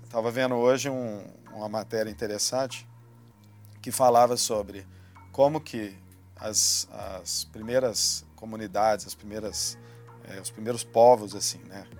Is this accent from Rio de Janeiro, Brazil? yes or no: no; Minas Gerais, Brazil; a gente é mineiro